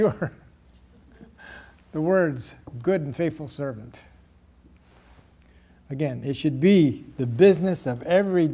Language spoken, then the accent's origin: English; Salinas, California, United States; moved away; I grew up in Salinas, California, up north a little bit